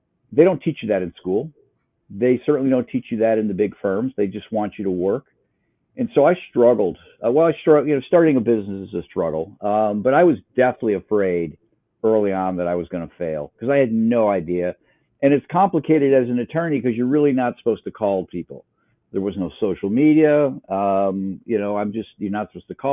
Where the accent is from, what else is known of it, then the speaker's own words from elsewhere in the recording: Upper Peninsula of Michigan, United States; moved away as an adult; also born or lived in Wisconsin; now in Columbus, Ohio, United States; I grew up in the Upper Peninsula of Michigan.